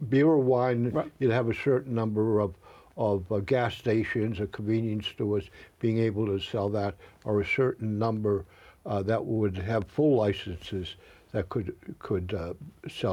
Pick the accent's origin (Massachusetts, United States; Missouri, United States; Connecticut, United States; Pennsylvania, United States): Massachusetts, United States; Boston; I grew up and lived near Doyle's, which is a famous bar on Washington Street in Jamaica Plain.